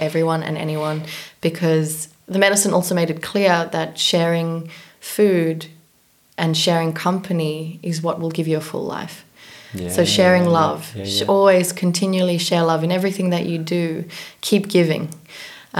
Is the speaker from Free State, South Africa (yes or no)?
no; Johannesburg, Gauteng, South Africa; also born or lived in New York; now in Copenhagen, Denmark; I was born in South Africa, Johannesburg, South Africa